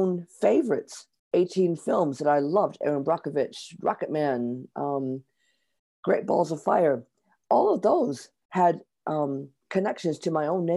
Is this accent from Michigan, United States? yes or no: yes; near Detroit, Michigan, United States; moved away as an adult; now in London, United Kingdom; I was born near Detroit, Michigan, and I now live in London. I've lived here in London for 30 years.